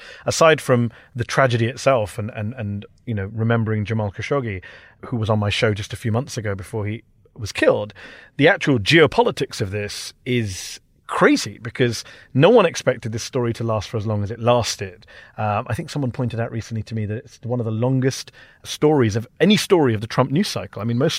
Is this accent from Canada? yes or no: no; United Kingdom; It's not just the U.S. I'm from Britain.